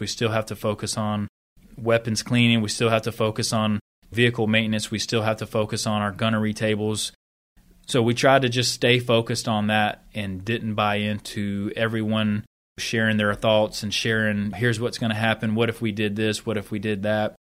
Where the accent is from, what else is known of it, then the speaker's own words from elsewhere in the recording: Sanford, North Carolina, United States; moved away as an adult; also born or lived in Texas / Qatar / Korea / Oklahoma; now in West Point, United States; I'm from Sanford, North Carolina, right outside of Fort Bragg, about forty minutes